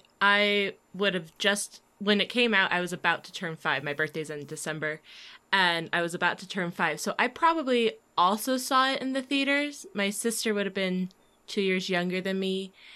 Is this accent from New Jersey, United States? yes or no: no; Virginia, United States; I grew up in Virginia.